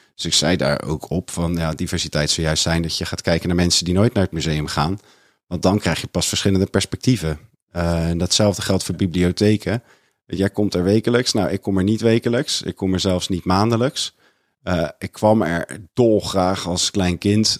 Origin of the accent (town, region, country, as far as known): Maassluis, South Holland, Netherlands; accent: rough Rotterdam and broad Westland